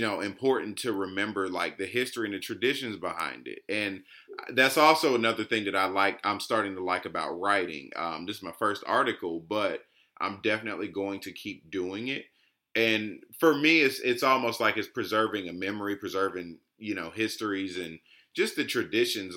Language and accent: English; Georgia, United States; I'm just from Georgia